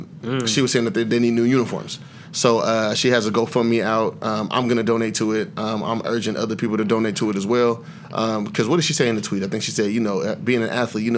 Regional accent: Seattle, Washington, United States; I'm from here, born and raised.

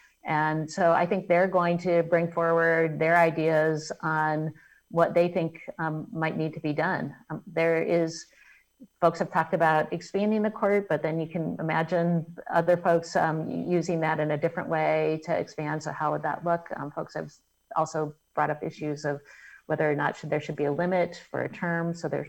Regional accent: Selma, Alabama, United States; born there; I was born in Selma, Alabama.

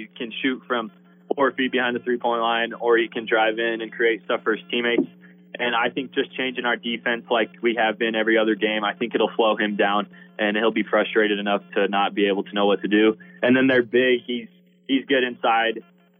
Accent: Colorado, United States; We weren't good enough. We're from the Western Slope.

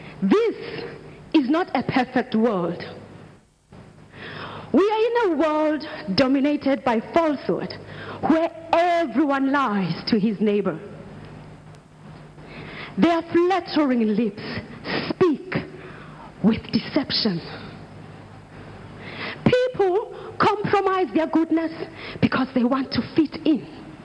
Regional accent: South Africa; also born or lived in Nigeria; I am from South Africa and Nigeria.

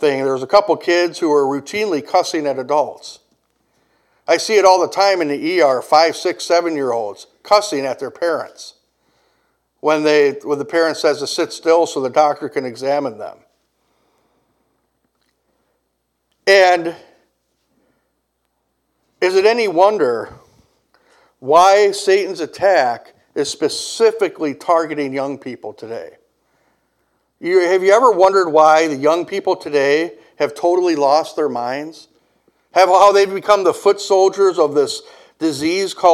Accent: Kenosha, Wisconsin, United States; my hometown

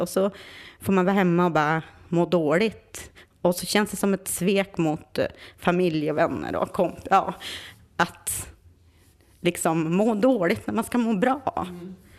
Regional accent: Vindeln, Västerbotten County, Sweden; now in Stockholm, Sweden; jag är från Vindeln.

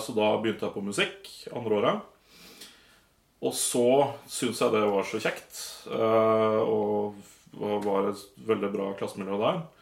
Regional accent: Nittedal, Akershus, Norway; moved away as an adult; now in Volda, Norway; Nittedal eh, ligger rett utafor Oslo. Ja. Så um, ja. Var jeg der til jeg var 21, og så flytta jeg til Volda

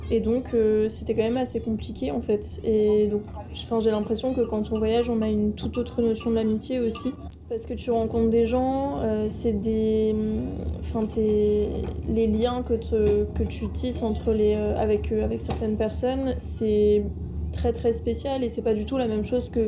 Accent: France; j'étais pas chez moi en France mais que j'étais partie à l'étranger, donc en, l'occurrence en Allemagne.

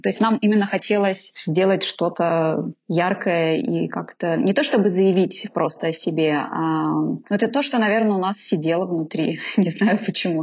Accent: Naberezhnye Chelny, Tatarstan, Russia; now in Moscow, Russia; в Татарстане, в Набережных-Челнах, откуда я родом

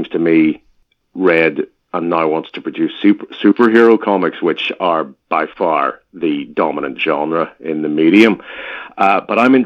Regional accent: Northern Ireland, United Kingdom; I grew up in Northern Ireland

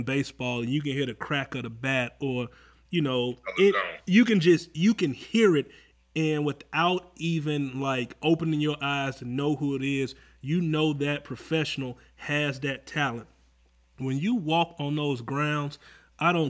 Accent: Atlanta, Georgia, United States; Growing up in Atlanta

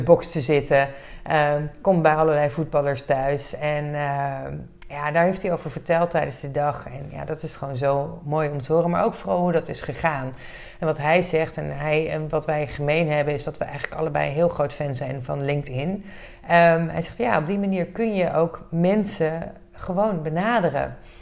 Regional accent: Netherlands; we als Nederlanders

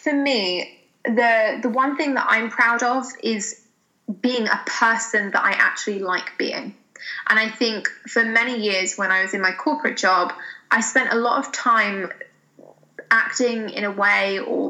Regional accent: United Kingdom; I have a cup of tea because I'm British.

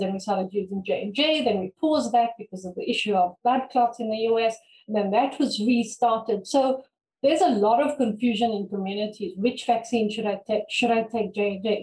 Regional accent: South Africa; I come from Africa

